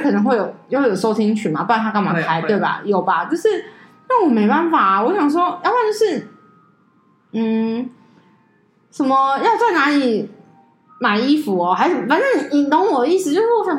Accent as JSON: {"language": "Chinese", "country": "Taiwan", "said": "可是我台湾人还怎么样？"}